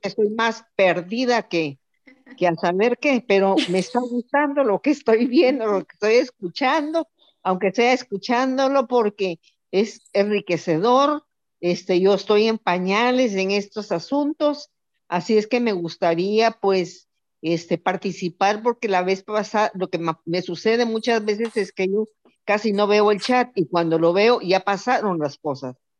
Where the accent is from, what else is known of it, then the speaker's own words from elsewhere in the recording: Guatemala; now in El Salvador; soy de Guatemala, pero vivo en El Salvador